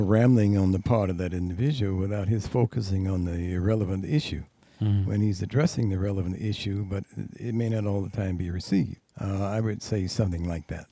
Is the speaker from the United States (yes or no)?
yes; Tallahassee, Florida, United States; now in New York, United States; I'm from Tallahassee, Florida, down in the South